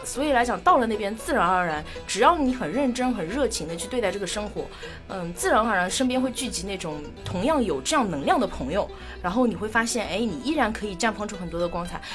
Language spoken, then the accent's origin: Chinese; Shanghai, China; moved away as an adult; now in Palau; 我其实是上海人，从小，这个城市我生长出，呃，出生， 长大，然后我连读大学都没有离开过这个城市